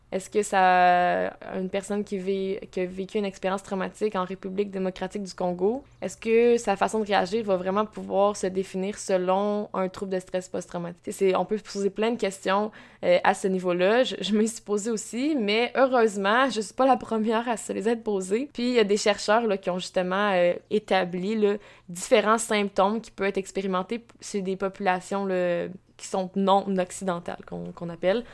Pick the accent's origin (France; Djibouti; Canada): Canada; Quebec; also born or lived in Trois-Rivières; je suis, je suis québécoise, euh, je suis à la Trois-Rivières depuis 25 euh, ans